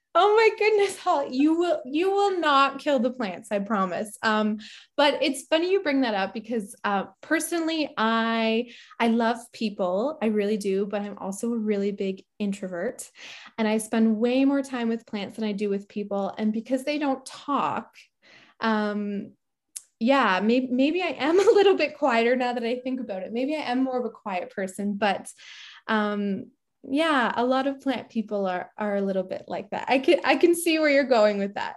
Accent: Barrie, Ontario, Canada; moved away as an adult; also born or lived in Ajax, Ontario / Petawawa, Ontario; now in Deep River, Canada; I was born in Ajax, and my mom and my brother and I moved to Barrie when I was in grade three

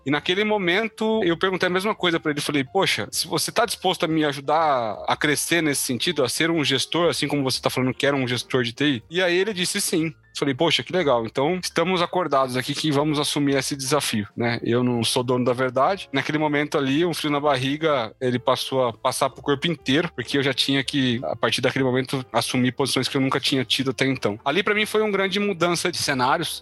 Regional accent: Mogi das Cruzes, São Paulo, Brazil; moved away as an adult; also born or lived in interior of Paraná; eu sou de Mogi das Cruzes, na região da Grande São Paulo

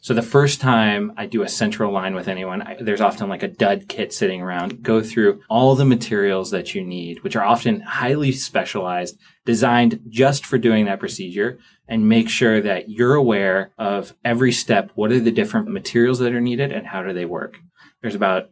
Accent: California, United States; moved away as an adult; now in Boston, United States; I'm from California. I did basically everything in California before I came out here for a residency at Brigham.

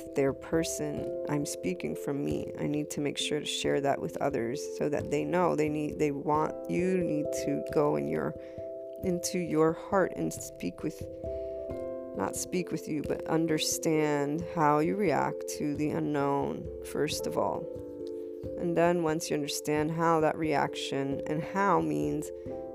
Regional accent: United States; I'm a white female, I'm Italian American

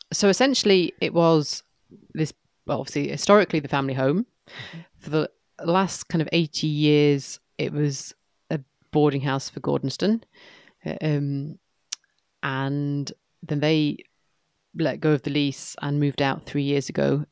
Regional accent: York, Yorkshire and the Humber, United Kingdom; also born or lived in East Lothian; now in Moray, United Kingdom; as a little girl growing up in York

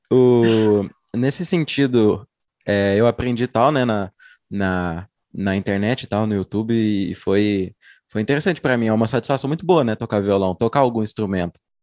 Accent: Uberlândia, Minas Gerais, Brazil; sou uberlandense

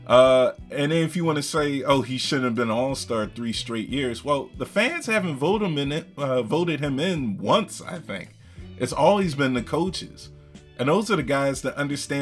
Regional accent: Philadelphia, Pennsylvania, United States; my hometown team, Philadelphia 76ers

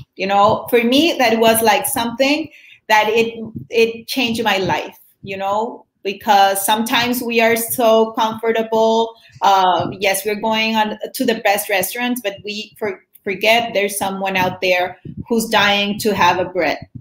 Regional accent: Colombia; born or raised there; English is a second language; moved away as an adult; also born or lived in Bogotá, Colombia

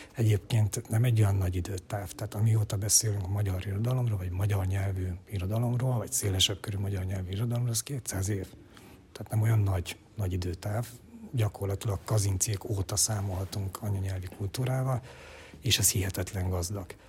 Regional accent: Romania; Ceausescu diktatúrába születtem és nőttem fel

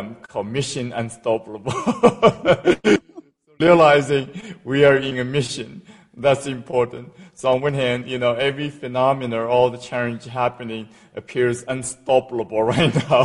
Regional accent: China; moved away as an adult; now in United States; In China, in a small village, in a very poor family, and was adopted a couple of times.

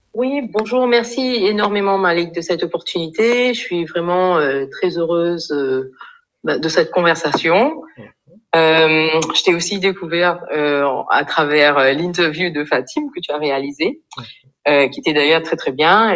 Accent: Mauritius; moved away as an adult; also born or lived in France / Ethiopia / Burundi / Liberia; now in Côte d'Ivoire; donc je viens de l'île Maurice. après des études donc secondaires à l'île Maurice

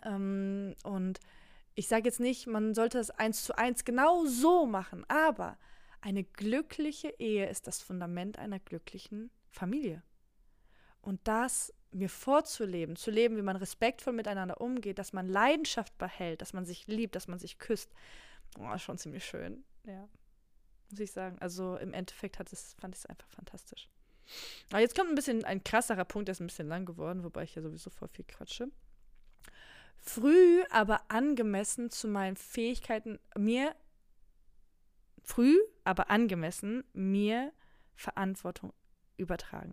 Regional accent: Germany; first language Polish; German is a second language; ich bin in Deutschland geboren. Meine Mama hat nur Polnisch mit mir gesprochen

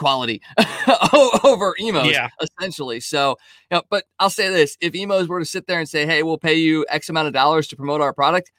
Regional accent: Maryland Heights, Missouri, United States; also born or lived in O'Fallon; We had Sarah's Pizza growing up in Maryland Heights.

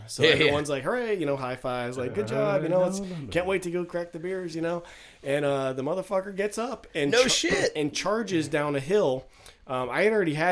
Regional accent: Arizona, United States; moved away as an adult; also born or lived in Lemoore, California / Japan; I grew up here

